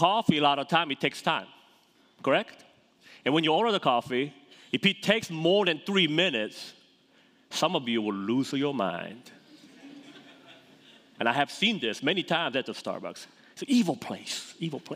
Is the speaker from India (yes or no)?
no; South Korea; moved away; I grew up in Korea, South Korea.